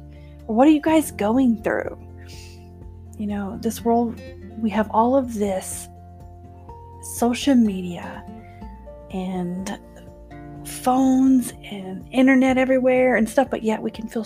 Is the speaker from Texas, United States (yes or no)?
yes; Texas, United States; moved away as an adult; now in West Texas, United States; I live in West Texas. That's not where I'm originally from. I am from Texas, but not here